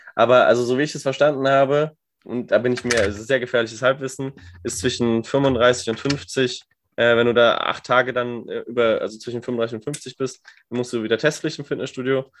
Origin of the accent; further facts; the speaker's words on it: Germany; als Deutscher